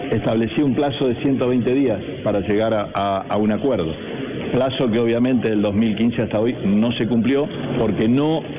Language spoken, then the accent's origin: Spanish; Santa Fe, Argentina; los que estamos como santafesinos